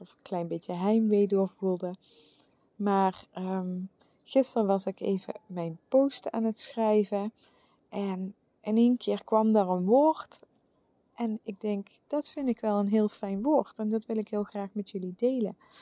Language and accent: Dutch; where Vastelaovend is celebrated, Limburg, Netherlands; moved away; de plek waar ik vandaan kom